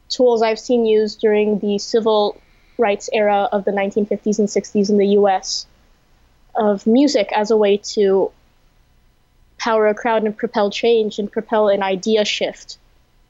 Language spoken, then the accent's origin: English; Los Angeles, California, United States; accent: Californian; first language English; moved away as an adult; also born or lived in Indonesia; I was born and raised in outside of Los Angeles in the San Fernando Valley